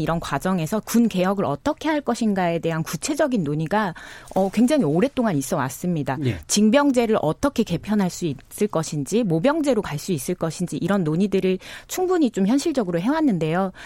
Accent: Jeju, South Korea; 전 제주에서 왔기 때문에

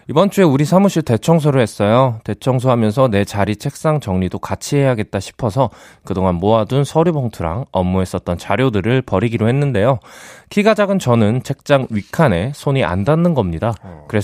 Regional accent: Seongnam, Gyeonggi Province, South Korea; 저는 분당에서 나왔습니다.

